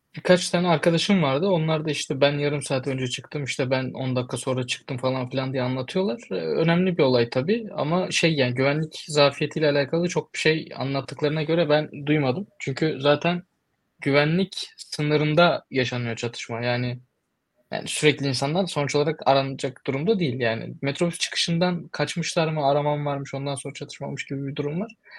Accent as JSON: {"language": "Turkish", "country": "Turkey", "also_born_or_lived": "United States", "moved": "yes", "said": "Ben Türkiye'liyim, de, Türkiye'denim"}